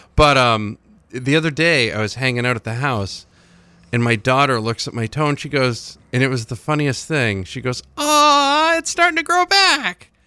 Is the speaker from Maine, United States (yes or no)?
yes; Oxford County, Maine, United States; I grew up in Oxford County